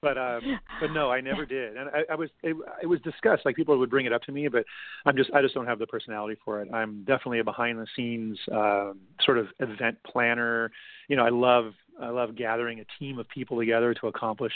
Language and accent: English; Los Angeles, California, United States; I grew up in LA. I grew up out in the Valley, in San Fernando Valley